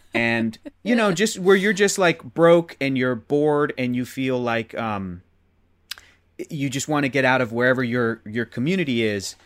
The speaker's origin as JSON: {"language": "English", "town": "Chula Vista", "region": "California", "country": "United States", "tie": "born or raised there", "moved": "as an adult", "lives_now": "Los Angeles, United States", "said": "born and raised in San Diego"}